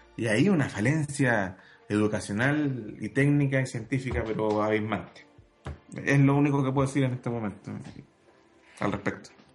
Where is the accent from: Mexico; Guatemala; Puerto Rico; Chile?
Chile; Santiago, Santiago Metropolitan Region; Yo crecí en Santiago eh, al lado del aeropuerto Cerrillos